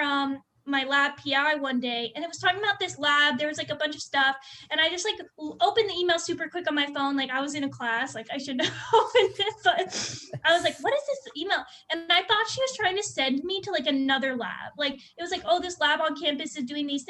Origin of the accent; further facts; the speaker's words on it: Phoenix, Arizona, United States; also born or lived in Cleveland, Ohio; I'm from Arizona my whole life. Like, I lived in Ahwatukee